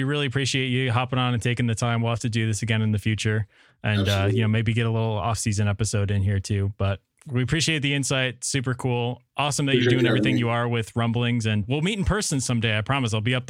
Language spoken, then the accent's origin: English; near Buffalo, New York, United States; we grew up near Buffalo, New York